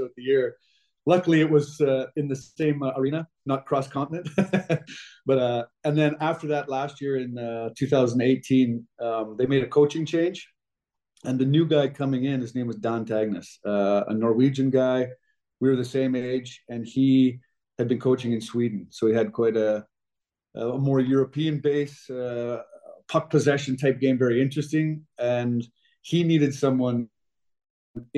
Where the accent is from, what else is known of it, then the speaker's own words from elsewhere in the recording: Western Canada, Canada; growing up in Western Canada